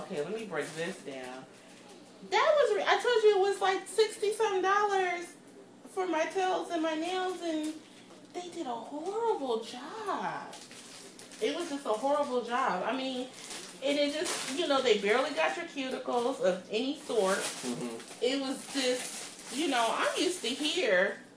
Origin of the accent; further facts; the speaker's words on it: Pittsburgh, Pennsylvania, United States; I'm from Pittsburgh.